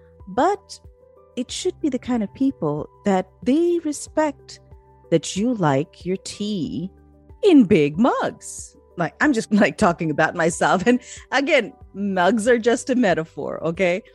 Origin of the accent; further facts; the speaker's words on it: Pakistan; I'm from Pakistan